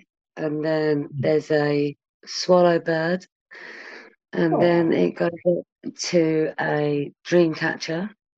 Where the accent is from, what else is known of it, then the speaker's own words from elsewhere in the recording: Northamptonshire, East Midlands, United Kingdom; Hello, I'm from England in the West Midlands in England. West Midlands. Well, I'm from Northamptonshire. So I'm in like Midlands, UK.